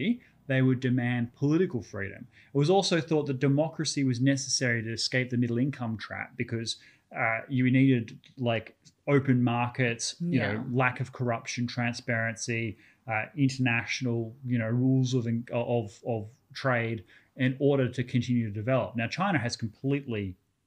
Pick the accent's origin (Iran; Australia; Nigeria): Australia; I'm an Australian, so I barely speak English